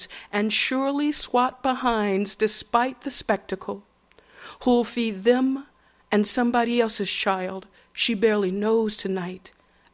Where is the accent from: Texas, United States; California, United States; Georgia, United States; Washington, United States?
Georgia, United States; Atlanta; moved away; growing up in Atlanta, Georgia, the way I did